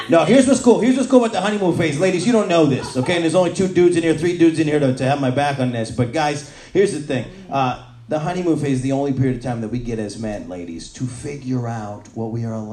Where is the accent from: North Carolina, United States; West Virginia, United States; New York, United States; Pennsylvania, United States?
New York, United States; now in Hoboken, United States; I'm from New York, yeah. I grew up in upstate New York. I live in Hoboken now.